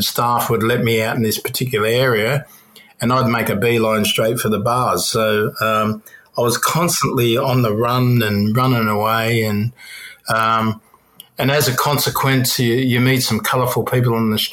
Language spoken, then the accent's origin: English; Melbourne, Victoria, Australia; I had a long rap sheet growing up in Belterra and Turana.